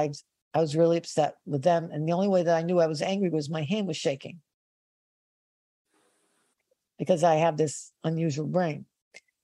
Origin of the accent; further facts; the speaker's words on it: Rhode Island, United States; I'm from Rhode Island.